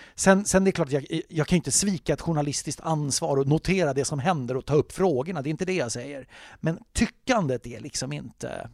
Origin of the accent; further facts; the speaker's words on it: Sweden; som svensk